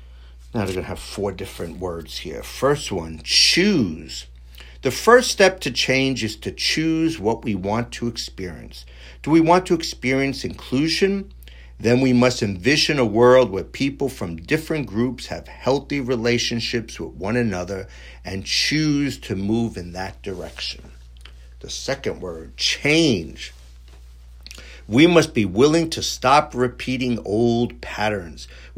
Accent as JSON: {"language": "English", "town": "New York City", "region": "New York", "country": "United States", "tie": "born there", "said": "I was born in Astoria, Queens. Hey, you know, this is how I talk."}